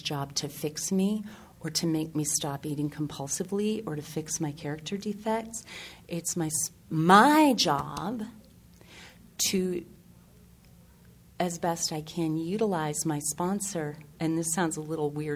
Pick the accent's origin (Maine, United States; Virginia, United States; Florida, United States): Maine, United States; I'm from Maine